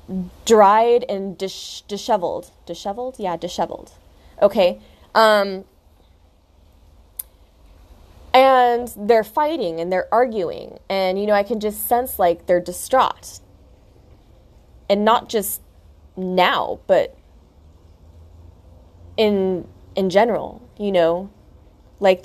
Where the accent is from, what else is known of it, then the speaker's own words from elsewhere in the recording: United States; moved away as an adult; now in Australia; I'm from America, so we're both here in Australia starting a new life for ourselves